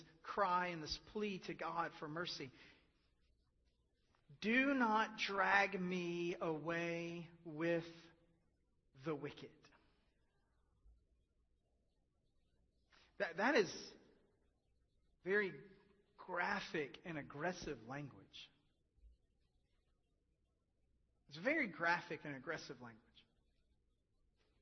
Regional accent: United States; we are American and not English

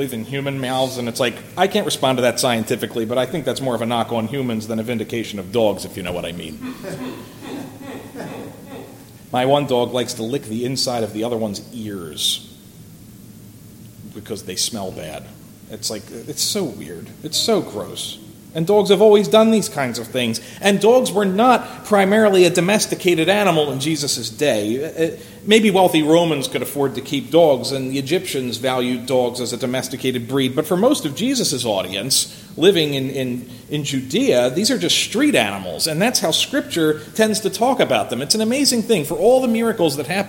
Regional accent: Philadelphia, Pennsylvania, United States; when I was growing up in Philadelphia

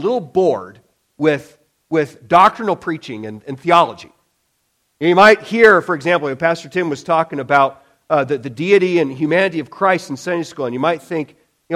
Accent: Illinois, United States; as a kid, growing up in Illinois back then

